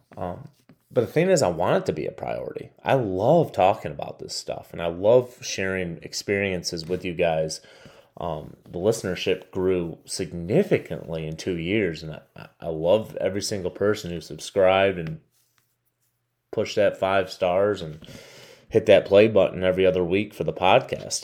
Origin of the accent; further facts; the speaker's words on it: Michigan, United States; my home state of Michigan